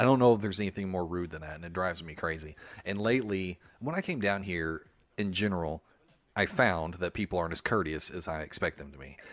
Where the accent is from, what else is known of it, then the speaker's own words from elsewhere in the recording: the South, United States; moved away; also born or lived in Charleston, South Carolina; I'm from the South